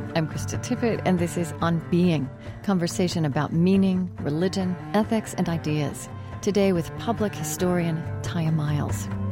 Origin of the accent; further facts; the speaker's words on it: Oklahoma, United States; I grew up in Oklahoma